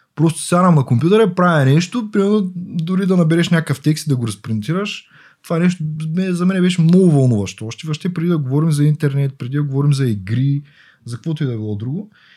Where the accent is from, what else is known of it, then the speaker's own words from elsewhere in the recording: Yambol, Yambol Province, Bulgaria; Аз съм от Ямбо. Принцип, това е малък град.